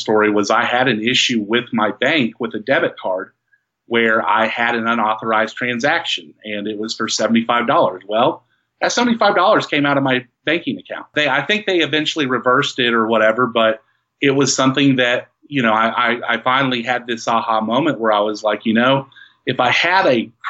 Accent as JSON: {"language": "English", "region": "West Texas", "country": "United States", "said": "We're from West Texas."}